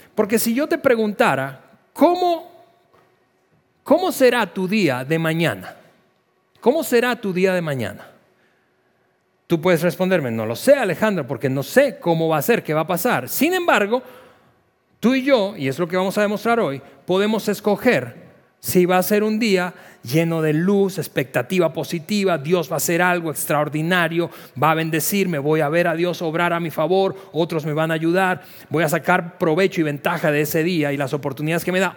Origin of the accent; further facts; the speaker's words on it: Venezuela; moved away as an adult; somos venezolanos de, origen